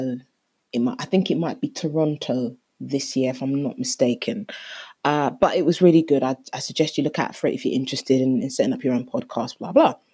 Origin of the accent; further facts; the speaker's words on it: Jamaica; I am Jamaican